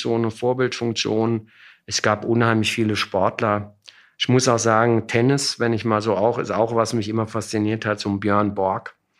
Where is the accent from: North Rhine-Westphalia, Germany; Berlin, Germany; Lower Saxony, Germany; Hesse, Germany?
Hesse, Germany; Frankfurt / Bad Homburg; also born or lived in Munich; da bin ich gerade sieben geworden, um es genau zu sagen, sind wir dann nach Frankfurt gezogen oder nach Bad Homburg gezogen